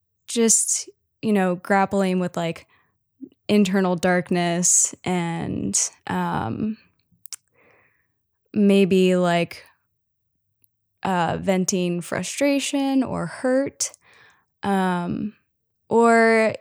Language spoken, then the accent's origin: English; Cincinnati, Ohio, United States; moved away as an adult; now in Memphis, United States; yeah, so I grew up in Cincinnati, lived in like different suburbs of Cincinnati kind of my whole life. So yeah, and then I eventually moved to Memphis, Tennessee to go to school for songwriting.